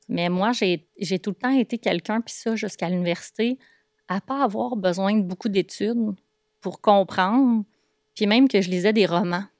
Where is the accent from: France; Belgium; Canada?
Canada; Boisbriand, Quebec; je suis de Bois-Brillant au départ, donc j'ai passé euh, la majorité de mon enfance dans un petit rond-point euh, de Bois-Brillant